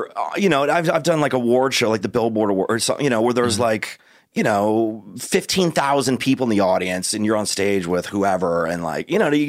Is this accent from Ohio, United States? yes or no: no; St. Louis, Missouri, United States; moved away as an adult; now in Los Angeles, United States; I grew up in St. Louis, Missouri, but I got a scholarship to a school out here.